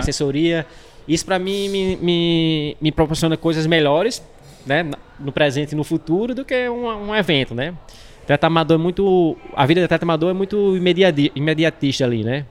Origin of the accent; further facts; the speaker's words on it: Natal, Rio Grande do Norte, Brazil; sou de Natal, Natal é uma região muito quente.